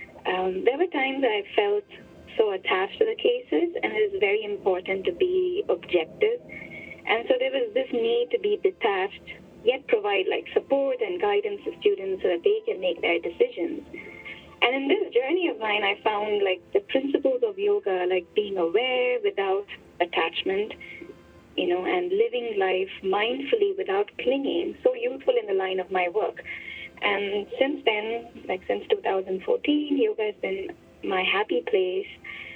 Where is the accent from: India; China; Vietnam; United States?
India; now in Hong Kong; I grew up in India.